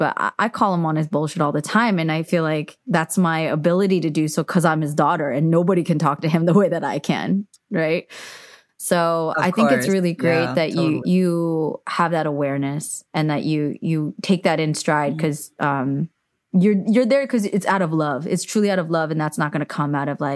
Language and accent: English; United States; growing up in America